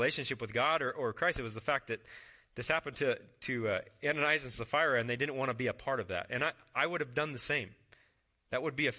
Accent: Mitchell, United States; When I was in like fifth grade, I grew up in Mitchell, and I had a Red Ryder BB gun.

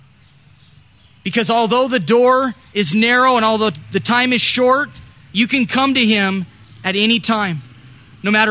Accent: United States; you're born in America. You're a Christian

